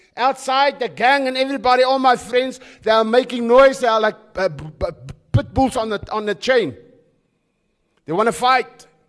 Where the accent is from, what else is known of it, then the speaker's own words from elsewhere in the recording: Krugersdorp, Gauteng, South Africa; now in George, South Africa; Where I grew up in the West in, in, in, in, in, in the West, in Krugersdorp, it was about survival.